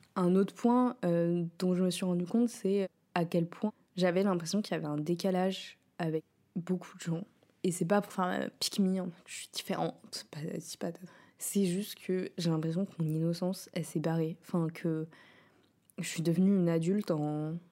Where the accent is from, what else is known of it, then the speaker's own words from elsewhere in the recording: Rouen, Normandy, France; now in Paris, France; j'ai grandi avec elle à Rouen, enfin, à côté de Rouen